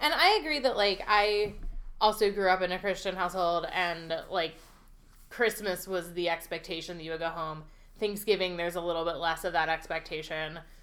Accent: Pennsylvania Dutch Country, United States; I grew up in Pennsylvania Dash Country

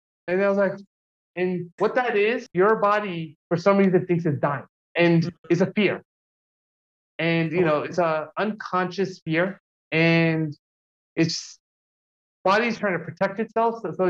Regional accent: New York, United States; also born or lived in New Jersey; now in Los Angeles, United States; when I grew up in New York and New Jersey, you know, we have long winters, and I really didn't like it.

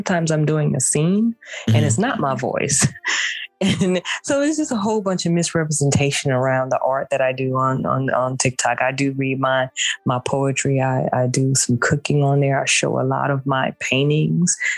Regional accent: Houston, Texas, United States; now in Gwinnett County, United States; I'm a down home sister girl from the South. I'm from Houston, Texas

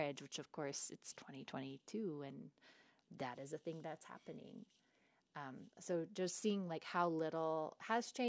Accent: the Bible Belt, United States; my little sister and I talk about growing up in the Bible Belt, where we had no sex ed

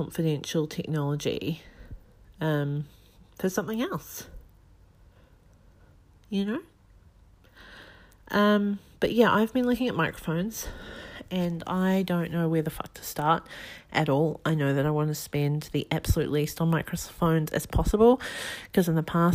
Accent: New Zealand; now in Australia; I'm currently living in Australia. I'm from New Zealand.

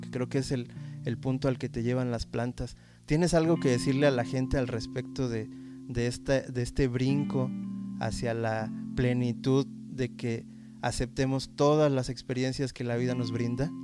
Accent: Mexico; la experiencia como mexicano

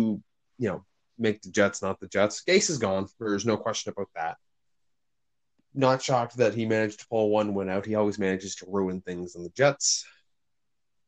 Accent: Canada; I'm Canadian.

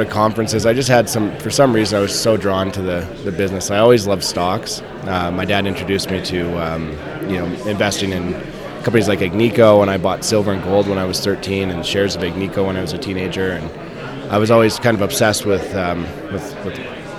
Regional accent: Vancouver, British Columbia, Canada; I grew up in Vancouver.

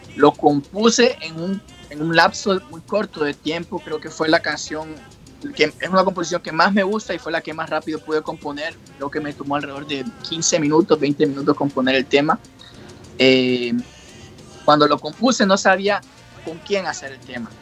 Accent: Honduras; also born or lived in New York, United States; now in Japan; yo me crié fue en Honduras y parte de Nueva York

